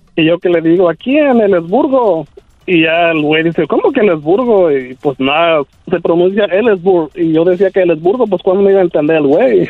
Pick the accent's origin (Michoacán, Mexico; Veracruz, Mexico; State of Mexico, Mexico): Michoacán, Mexico; moved away as an adult; also born or lived in Oregon, United States; now in United States; Nací en Oregon, pero ya me crié en Michoacán